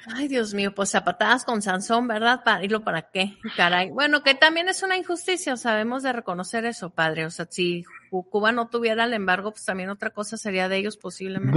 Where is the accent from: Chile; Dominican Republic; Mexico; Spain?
Mexico; now in United States; poder ejercer tu derecho como mexicano